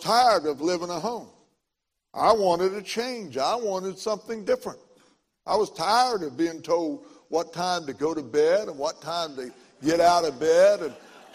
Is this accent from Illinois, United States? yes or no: yes; McLeansboro, Illinois, United States; my hometown, McLeansboro, Illinois